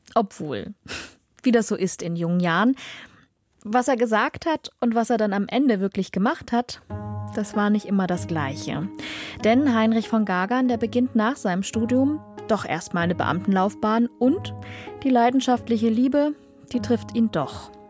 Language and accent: German; Dresden, Saxony, Germany; meiner Heimatstadt Dresden